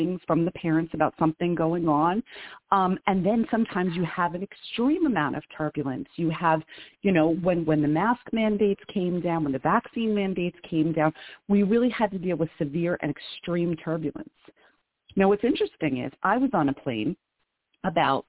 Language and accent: English; Philadelphia, Pennsylvania, United States; now in Queens, New York, United States; I'm from Center City